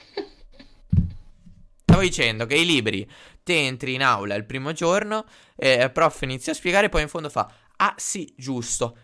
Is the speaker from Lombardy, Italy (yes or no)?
no; Sarzana, Liguria, Italy; moved away as an adult; now in Bologna, Italy; sono di Sarzana